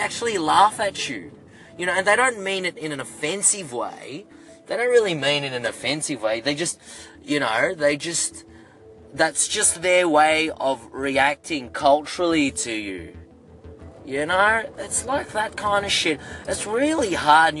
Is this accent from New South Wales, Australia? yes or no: no; Melbourne, Victoria, Australia; first language English; I was born in Australia